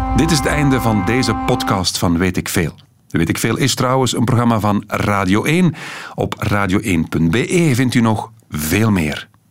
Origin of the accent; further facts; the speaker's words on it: Beveren, Flanders, Belgium; ik ben van Beveren